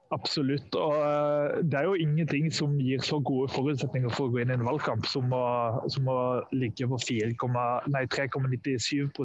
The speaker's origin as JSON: {"language": "Norwegian", "region": "Sørlandet", "country": "Norway", "said": "som sørlending sjøl"}